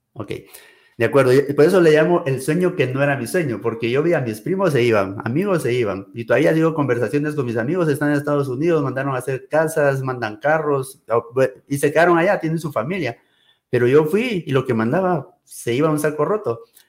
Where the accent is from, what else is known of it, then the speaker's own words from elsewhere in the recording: Guatemala; moved away as an adult; also born or lived in United States; aquí, en mi país, en mi tierra, con mi gente